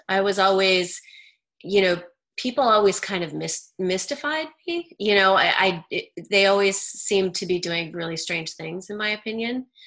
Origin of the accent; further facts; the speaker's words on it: Idaho, United States; I grew up in Idaho.